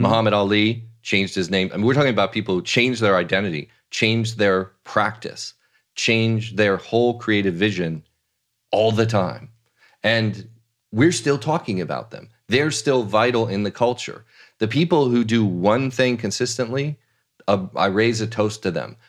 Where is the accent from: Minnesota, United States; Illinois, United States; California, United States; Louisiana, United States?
California, United States; Los Angeles; accent: southern California; now in New York, United States; I grew up out here